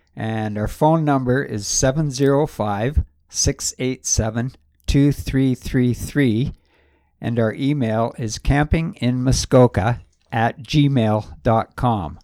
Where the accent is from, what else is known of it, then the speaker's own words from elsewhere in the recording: Gravenhurst, Ontario, Canada; I grew up in Gravenhurst, uh, Farquhar Street.